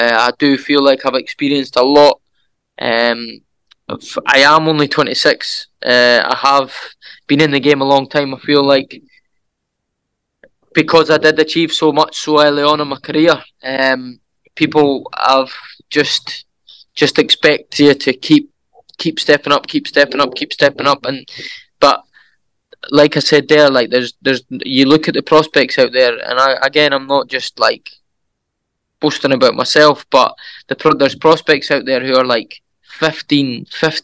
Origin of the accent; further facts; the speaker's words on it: Edinburgh, Scotland, United Kingdom; my hometown, Edinburgh